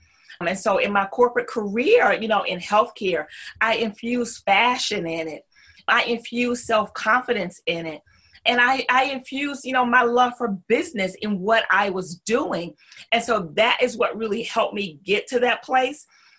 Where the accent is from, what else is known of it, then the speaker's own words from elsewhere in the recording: the South, United States; accent: Southern; And because I'm from the South, my accent always, you know, the topic of conversation in the corporate world.